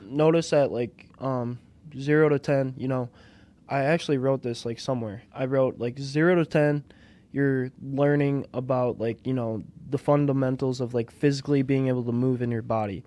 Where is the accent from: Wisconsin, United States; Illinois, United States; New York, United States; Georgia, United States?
Wisconsin, United States; Aspen; also born or lived in Brookfield, Wisconsin / Oconomowoc, Wisconsin; born and raised in Aspen, Wisconsin